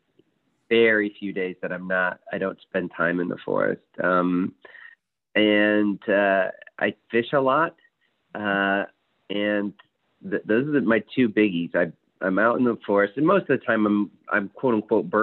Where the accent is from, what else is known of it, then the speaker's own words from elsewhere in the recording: Fort Wayne, Indiana, United States; growing up in Fort Wayne